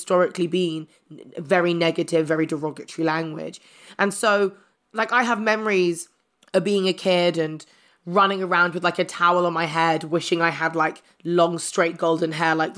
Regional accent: London, United Kingdom; I grew up in South London, but I got a scholarship to a private school.

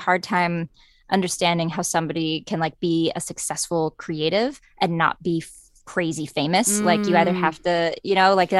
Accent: Scottsburg, Indiana, United States; I'm from Southern Indiana, a little town called Scottsburg. It's 20 minutes north of Louisville, Kentucky.

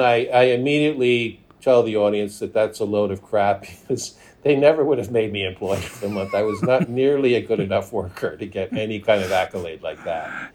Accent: New York, United States; moved away; also born or lived in Minnesota / Los Angeles; I was born and raised in Manhattan

